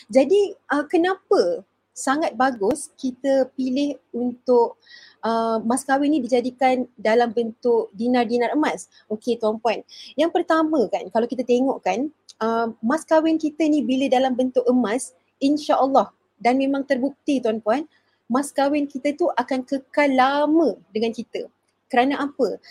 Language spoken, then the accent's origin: Malay; Kuala Lumpur, Malaysia; saya dari Kuala Lumpur. Sekarang ni menetap di Kuala Lumpur, bekerja di Kuala Lumpur.